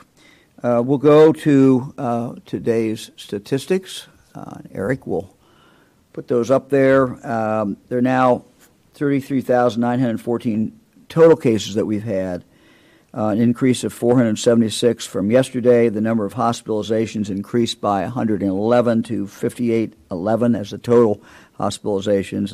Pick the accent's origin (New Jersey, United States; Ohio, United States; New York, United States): Ohio, United States; Yellow Springs; Fran and I grew up in Yellow Springs